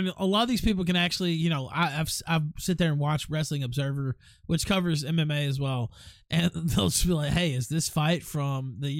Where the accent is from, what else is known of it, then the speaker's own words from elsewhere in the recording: United States; I'm an American.